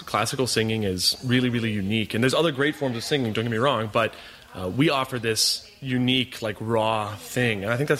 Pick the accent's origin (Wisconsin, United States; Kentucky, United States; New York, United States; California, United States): Wisconsin, United States; Kenosha; I am a tenor from Kenosha, Wisconsin.